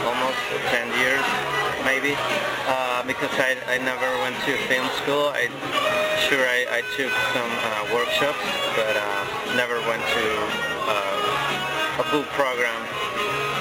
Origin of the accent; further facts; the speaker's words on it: Mexico; I come from Mexico